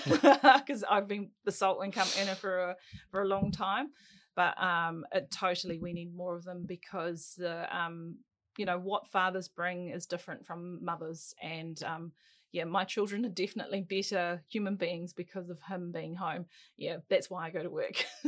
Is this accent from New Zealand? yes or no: yes; Auckland, New Zealand; I was brought up in Auckland's North Shore